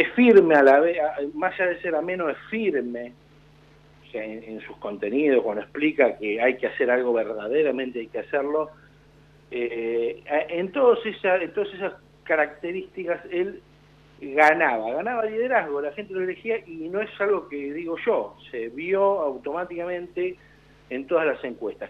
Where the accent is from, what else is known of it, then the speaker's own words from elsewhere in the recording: Argentina; como argentinos